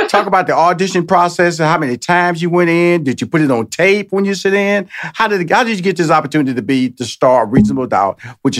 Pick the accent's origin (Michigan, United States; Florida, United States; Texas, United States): Texas, United States; Houston